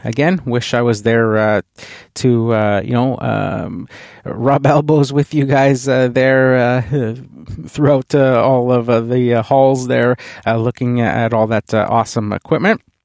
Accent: Canada; being a Canadian

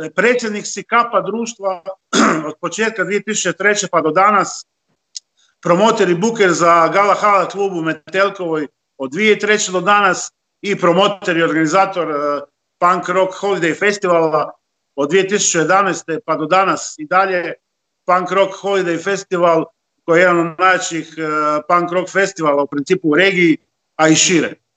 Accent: Istria County, Croatia; ovdje kod nas u Istri

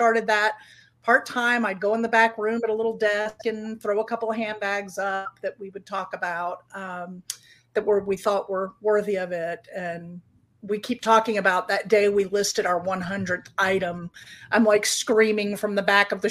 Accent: Hilton Head, South Carolina, United States; Hilton Head, where I grew up in South Carolina

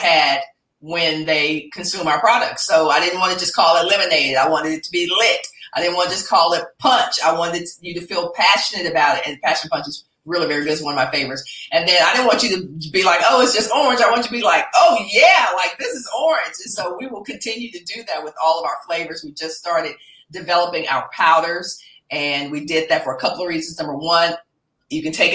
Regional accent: Dallas, Texas, United States; my hometown of Dallas

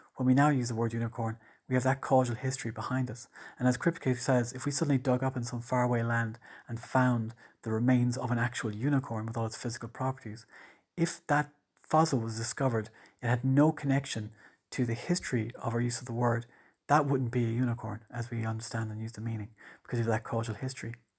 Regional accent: Ireland; I'm Irish

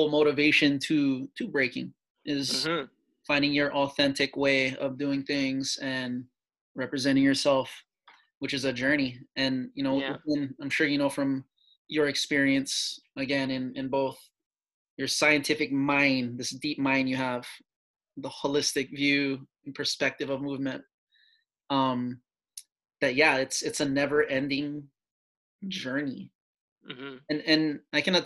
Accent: Hawaii, United States; moved away; I'm from Hawaii

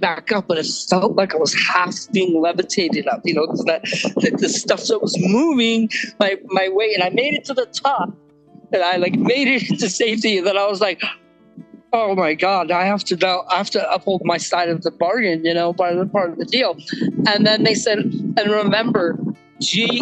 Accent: San Diego, California, United States; also born or lived in Germany; now in Kauai, United States; my family moved when I was seven to San Diego.

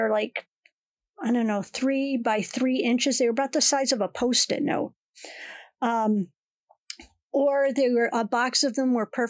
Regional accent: Connecticut, United States; the skating ponds where I grew up in Connecticut

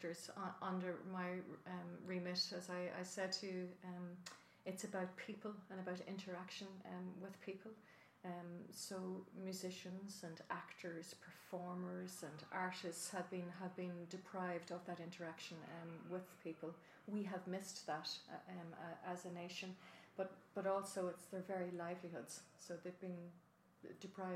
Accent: County Monaghan, Ireland; moved away; I'm originally from County Monaghan, even though I represent Dublin Rathdown

